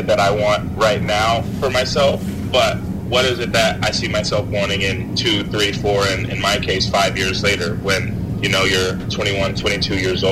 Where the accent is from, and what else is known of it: Springfield, Illinois, United States; also born or lived in Champaign, Illinois